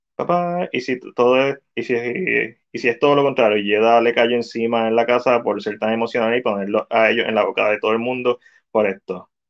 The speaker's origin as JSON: {"language": "Spanish", "country": "Puerto Rico", "said": "nosotros, que somos latinos, que somos boriguas aquí"}